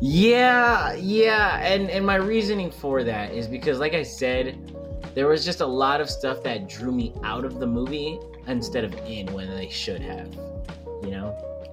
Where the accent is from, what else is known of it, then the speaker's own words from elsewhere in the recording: New York, United States; accent: New York; being from New York